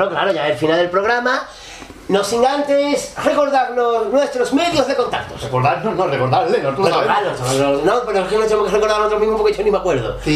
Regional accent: Cádiz, Andalusia, Spain; de Cádiz, desde la, playa de Cortadura. Cádiz, Distrito Federal.

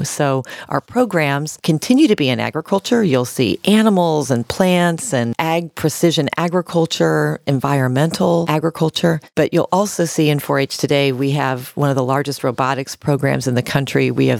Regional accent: Kansas City, Missouri, United States; moved away as an adult; also born or lived in New York; Sure. I'm a Missouri native. I grew up in Kansas City, Missouri. First and foremost, I'm a big sister, so I'm the eldest of four. And I grew up in a very modest home.

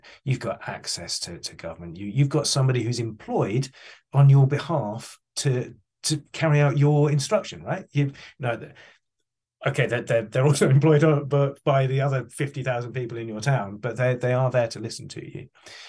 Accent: England, United Kingdom; I'm British, Darren. I don't know if you picked that up. But I'm English, which means I'm really bad at asking for money.

